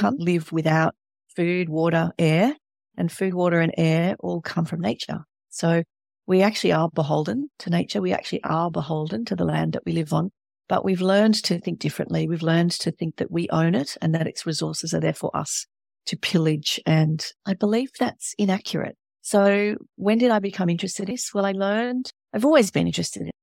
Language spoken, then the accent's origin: English; Australia